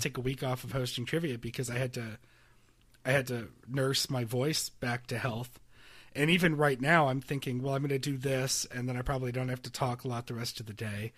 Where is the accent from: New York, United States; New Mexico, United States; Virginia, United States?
New York, United States; Rochester; growing up in Rochester